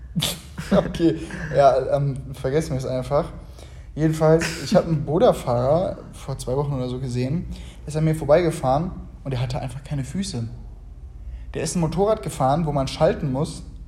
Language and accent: German; Germany; moved away as an adult; now in Uganda; bei uns in Deutschland